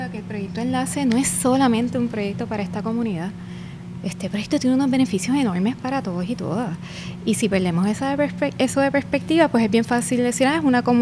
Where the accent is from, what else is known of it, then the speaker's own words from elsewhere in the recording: Puerto Rico; nosotros como puertorriqueños